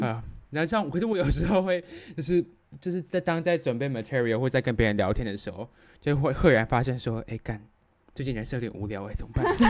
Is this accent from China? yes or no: no; Taiwan; 我跟Jasmine的话，我们两个都是台湾传统的教育体制长大。我只有在国中三年的时候上过半个月的时候班，但是最基本来说同学沟通啊，这个学习环境都还是以中文为主